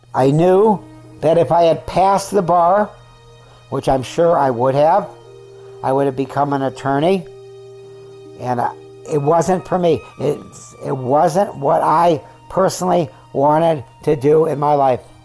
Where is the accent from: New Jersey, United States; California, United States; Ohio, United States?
California, United States; also born or lived in Syracuse, New York / Van Nuys, California; I was born in Syracuse, New York. Uh, we left there when I was three and a half and I remember nothing about it. We came to California